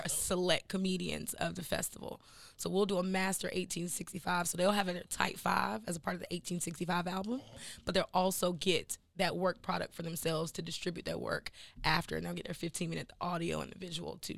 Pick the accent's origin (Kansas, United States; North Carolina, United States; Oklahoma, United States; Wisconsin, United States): North Carolina, United States; Henderson; moved away; also born or lived in Durham, North Carolina / New York / Atlanta; I'm initially from North Carolina. That's where I'm born, and that's probably I was born in like Durham, but I lived in like Henderson